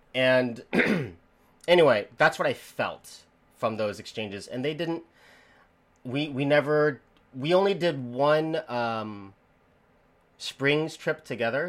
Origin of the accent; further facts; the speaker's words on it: the Bible Belt, United States; as an American, as someone who grew up in in the Bible Belt